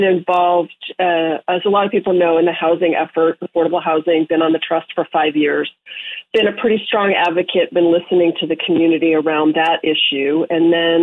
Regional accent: Connecticut, United States; also born or lived in Vermont; now in Nantucket, United States; since I was a kid in my hometown in Connecticut

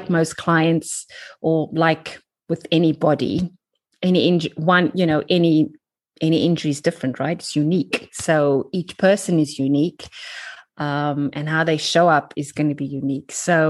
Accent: Cape Town, Western Cape, South Africa; moved away as an adult; now in London, United Kingdom; I am from South Africa, from Cape Town. You can probably tell by my accent. I emigrated when I was 25

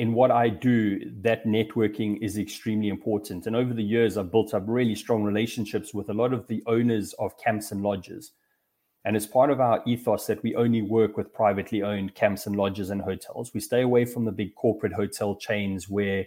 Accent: Durban, KwaZulu-Natal, South Africa; I was very lucky to grow up in South Africa. I grew up in Durban, which is up the East Coast

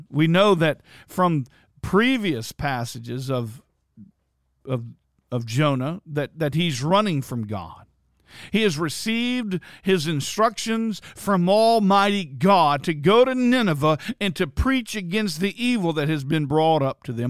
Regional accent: Bluffton, United States; in Bluffton in my hometown

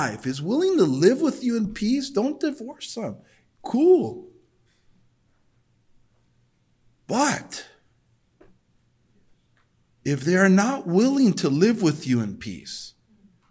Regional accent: El Monte, California, United States; I was brought up that way in El Monte.

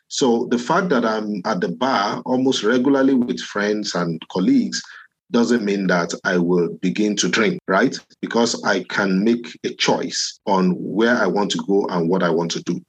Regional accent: Ibadan, Oyo, Nigeria; moved away as an adult; also born or lived in Lagos, Nigeria; now in Winnipeg, Canada; I grew up in Ibadan

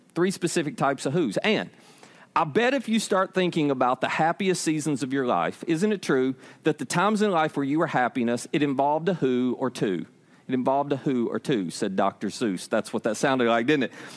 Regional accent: United States; I was born in Hickman County.

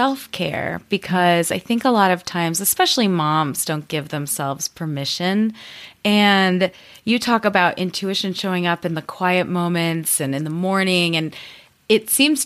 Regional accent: United States; also born or lived in Spain

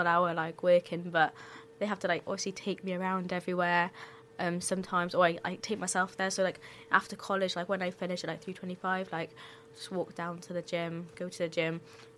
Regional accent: Cardiff, Wales, United Kingdom; I was born in Cardiff.

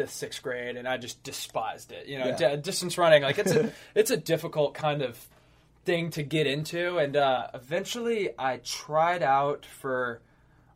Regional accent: Covington, Louisiana, United States; moved away as an adult; now in Los Angeles, United States; I'm from Covington, Louisiana

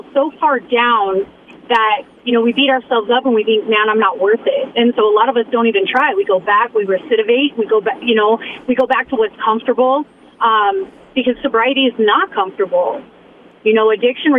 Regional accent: Boise, Idaho, United States; originally I was born and raised in Boise, Idaho

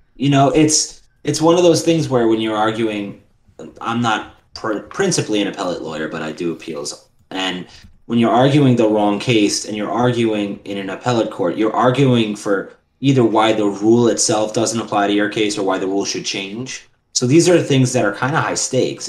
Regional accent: New York City, New York, United States; I'm from Queens.

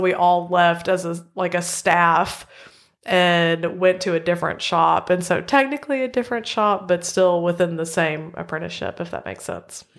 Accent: central Arkansas, United States; I grew up in Arkansas. I've always lived in central Arkansas.

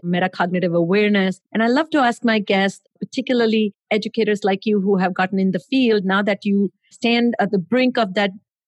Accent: India; moved away; I grew up in India

